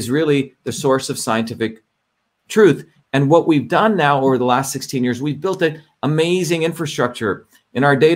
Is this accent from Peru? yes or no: no; India; when I grew up in India